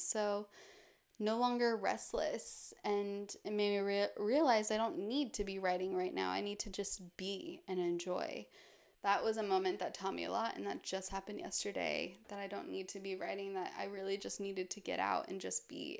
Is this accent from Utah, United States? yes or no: yes; Park City, Utah, United States; moved away; my hometown, Park City, which is surrounded by mountains